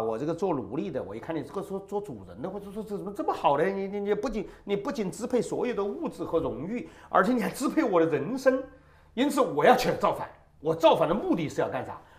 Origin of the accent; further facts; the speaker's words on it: China; 直到今天，我们中国人谈共同富裕